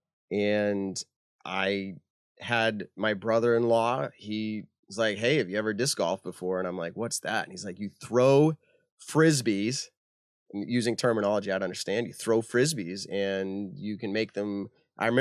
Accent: Leicester, Massachusetts, United States; I grew up in Leicester

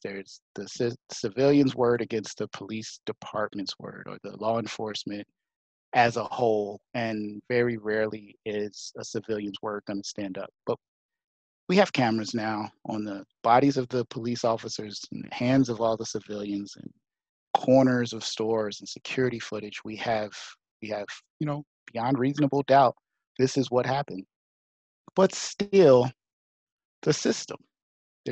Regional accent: United States; as an American, as a Black man

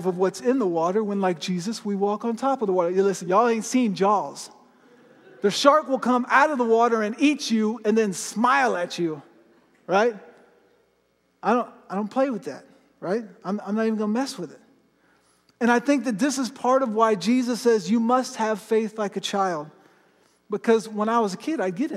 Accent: Florida, United States; I grew up in Florida, and I live pretty close to the ocean

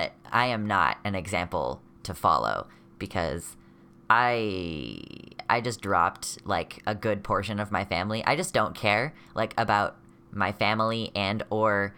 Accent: United States; I'm from the America mainland

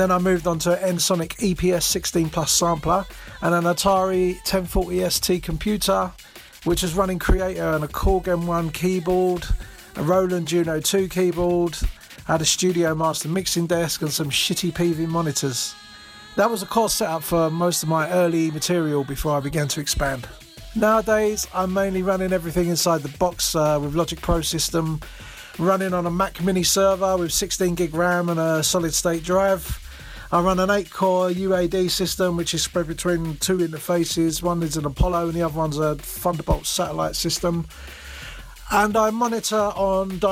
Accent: Dagenham, London, United Kingdom; I was born and bred in Dagenham, which sits in the Essex and East London border

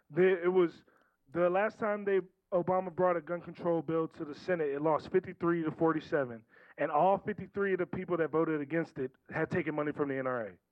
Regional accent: right outside Baltimore, Maryland, United States; also born or lived in Washington, D.C.; I'm from Maryland. I grew up right outside Baltimore

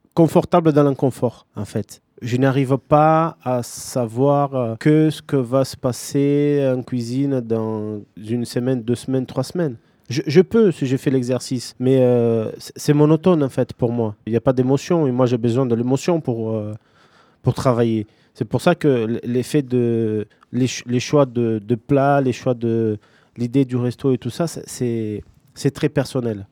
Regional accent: São Paulo, Brazil; now in Toulouse, France; je viens de São Paulo, c'est une, une ville bah, gigantesque.

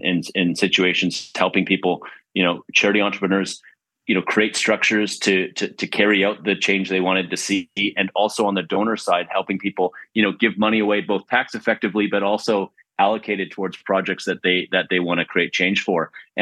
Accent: Vancouver, British Columbia, Canada; also born or lived in Prince George / Montreal; I am a BCite. I'm not sure if I've heard that term before. I'm from Vancouver, born in Prince George, actually. Lived there just for a minute, though, and been in Vancouver my whole life, other than a stint in Montreal, where I went to school at McGill

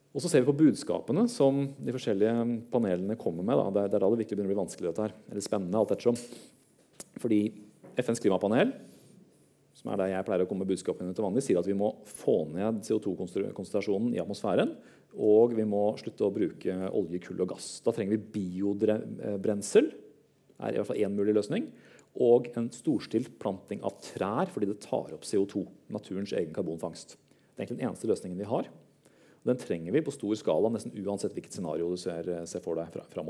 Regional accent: Høylandet, Trøndelag, Norway; also born or lived in Oslo (Kalbakken); Året før hadde vi flytta fra Oslo, og jeg hadde bodd alle mine syv år, og nordover til Høylandet

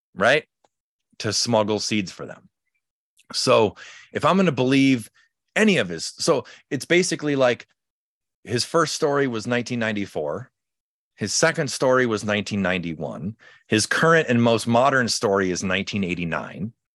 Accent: Chicago, Illinois, United States; now in California, United States; I'm from Chicago originally. When I moved out to California

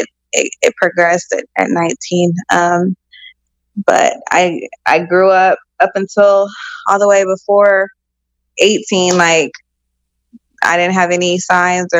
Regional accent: Topeka, Kansas, United States; I am born and raised in Topeka, Kansas

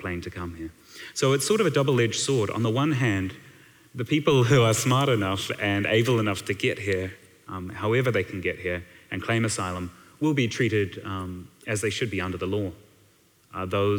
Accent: Balclutha, Otago, New Zealand; now in Wellington, New Zealand; I grew up in Balclutha

